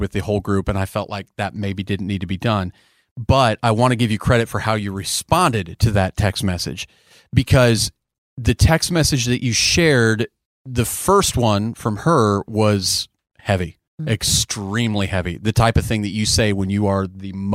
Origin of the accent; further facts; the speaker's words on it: Nebraska, United States; now in Texas, United States; I grew up in Nebraska.